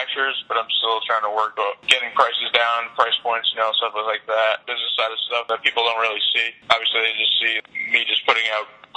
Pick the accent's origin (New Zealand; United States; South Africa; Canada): United States; West Haven, Connecticut; I was from West Haven